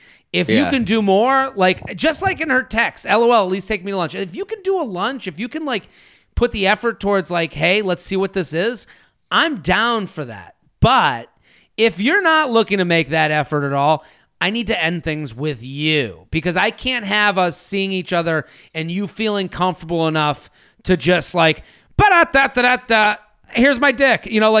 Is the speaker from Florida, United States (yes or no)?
yes; Fort Lauderdale, Florida, United States; I'm from Fort Lauderdale, so we do have outdoor drinking options down here.